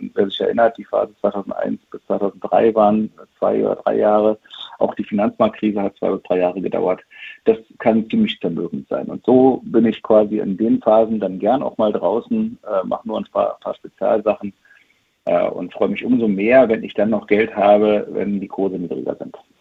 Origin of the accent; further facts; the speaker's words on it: East Germany, Germany; ich ein Kind der DDR bin